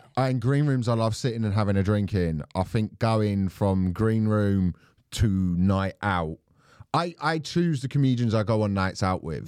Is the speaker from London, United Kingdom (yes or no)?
yes; Croydon, London, United Kingdom; I'm from South London